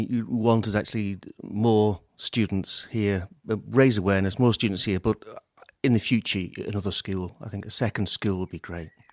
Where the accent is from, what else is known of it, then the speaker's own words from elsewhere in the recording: Laxey, Isle of Man; growing up in Laxey there